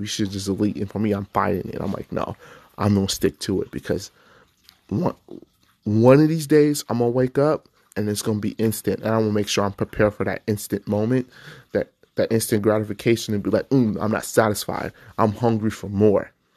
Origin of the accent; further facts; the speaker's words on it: Nevada, United States; I grew up in Nevada